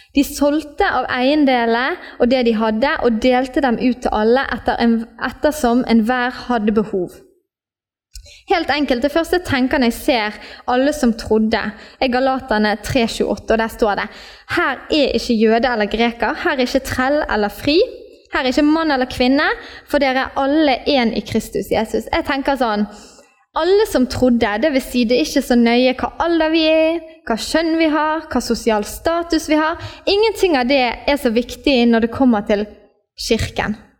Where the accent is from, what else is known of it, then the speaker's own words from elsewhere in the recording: Norway; Vi ble født i Norge, og vi ble norske statsborgere